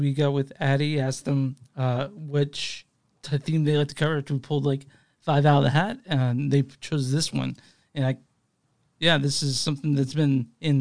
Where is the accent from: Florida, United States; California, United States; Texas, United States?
Texas, United States; moved away as an adult; also born or lived in Dallas; now in Kansas City, United States; I'm from Texas originally, so I moved here about 6 or 7 years ago